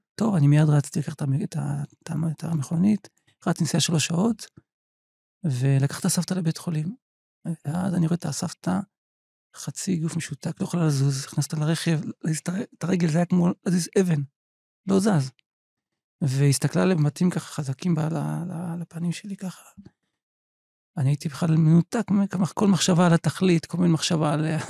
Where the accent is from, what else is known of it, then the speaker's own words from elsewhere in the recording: Petah Tikva, Central District, Israel; נולדתי בפתח תקווה לפני יותר מ-50 שנה